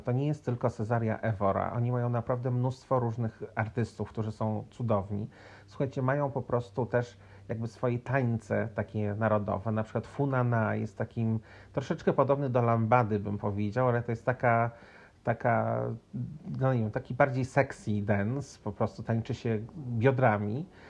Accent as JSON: {"language": "Polish", "country": "Poland", "also_born_or_lived": "Cape Verde", "moved": "yes", "said": "ja z Polski"}